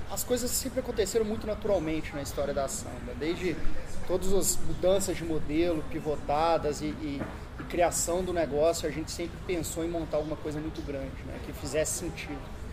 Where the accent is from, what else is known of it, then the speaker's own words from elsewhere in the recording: Barbacena, Minas Gerais, Brazil; accent: mineiro; acho que o sotaque não engana, eu sou mineiro, Barbacena.